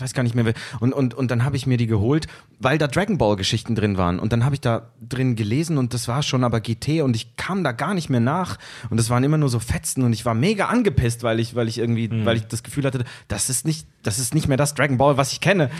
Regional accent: Zurich, Switzerland; ich komme aus Zürich, Raum Zürich

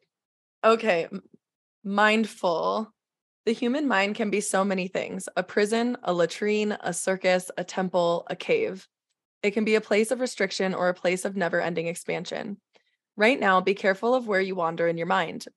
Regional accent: Midwest, United States; growing up in the Midwest

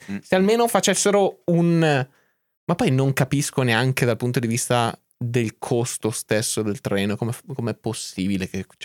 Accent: Belgium; Italian is a second language; Eh, sono belga, non sono italiano.

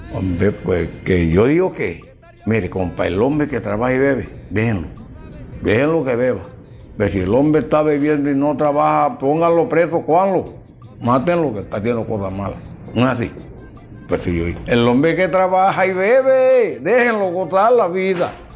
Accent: María la Baja, Bolívar, Colombia; yo soy de María la Baja, tierra de pescado. Soy criado con Boca Chico

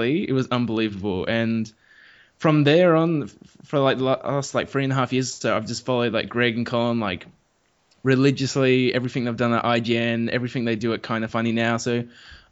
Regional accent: small country town in South Australia, Australia; now in Adelaide, Australia; I'm not actually from Adelaide. Adelaide's sort of the capital of that state, but I'm from a small country town

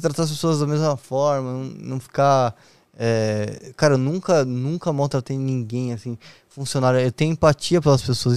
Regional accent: Foz do Iguaçu, Paraná, Brazil; moved away as an adult; now in São Paulo, Brazil; eu fui criado em Foz do Iguaçu com a minha mãe e com a minha avó

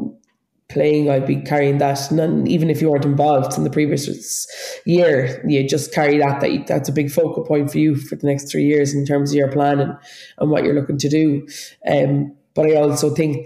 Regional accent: Ireland; we're so Irish

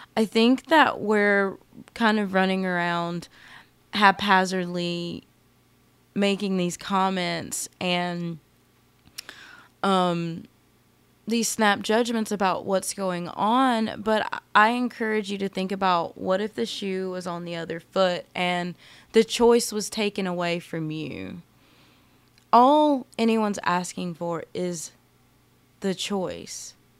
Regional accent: United States; I absolutely love being American

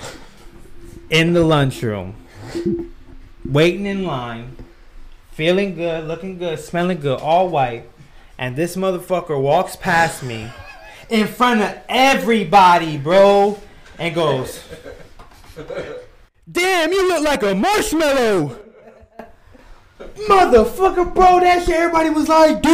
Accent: United States; growing up in Camden County, you go to ninth grade

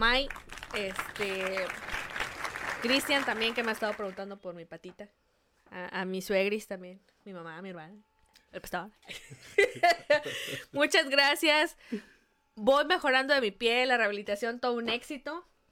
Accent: Mexico; somos mexicanos

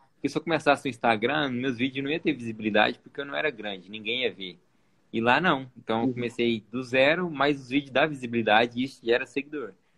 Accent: Goiânia, Goiás, Brazil; eu sou de Goiânia também

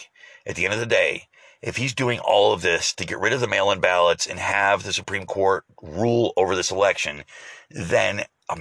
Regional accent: United States; as Americans

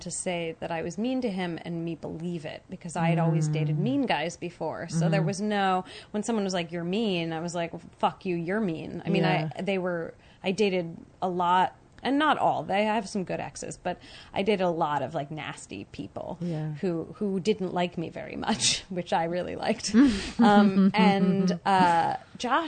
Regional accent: San Francisco, California, United States; I grew up in San Francisco

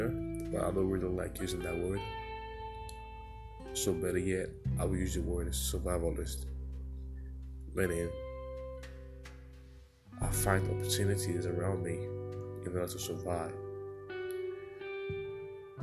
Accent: Sierra Leone; moved away as an adult; now in United States; I am African. I came from Sierra Leone. That's a country in West Africa

